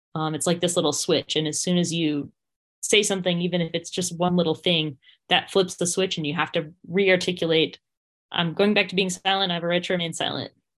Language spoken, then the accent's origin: English; Windsor, Vermont, United States; my hometown of Windsor, Vermont